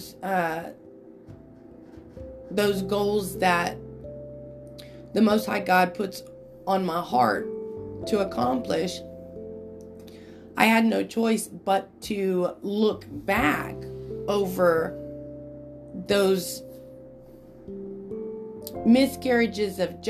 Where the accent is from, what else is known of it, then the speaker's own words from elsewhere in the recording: Enid, Oklahoma, United States; also born or lived in Ponca City, Oklahoma; I grew up right here in Enid, Oklahoma